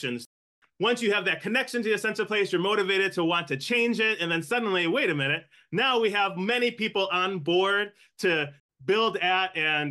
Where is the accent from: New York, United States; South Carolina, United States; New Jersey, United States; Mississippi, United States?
New York, United States; Buffalo; also born or lived in Cheektowaga, New York; I am born and raised in Buffalo